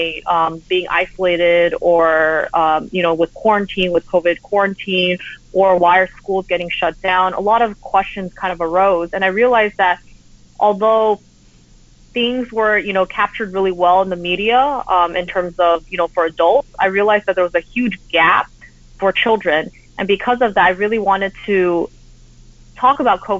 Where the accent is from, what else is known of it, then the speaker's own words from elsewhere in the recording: United States; also born or lived in Taiwan / Los Angeles; I grew up in the United States, but because I went back so frequently, I actually picked up Mandarin